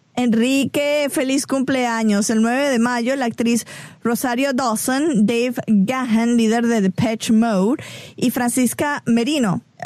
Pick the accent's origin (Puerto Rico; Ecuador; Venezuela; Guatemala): Venezuela; now in Atlanta, United States; crecí en Venezuela, nací crecí en Venezuela